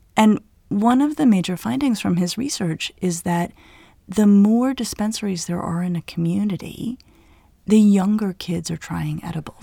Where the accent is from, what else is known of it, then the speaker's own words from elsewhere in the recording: Colorado, United States; moved away; I grew up in Colorado where certainly people around me were smoking marijuana when we were in high school